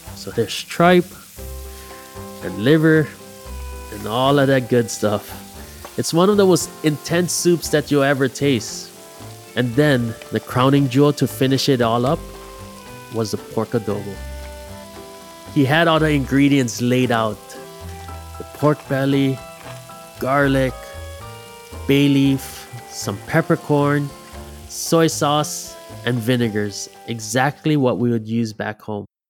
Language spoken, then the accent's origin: English; Big Island, Hamakua coast, Hawaii, United States; I grew up on the Big Island on the Hamakua coast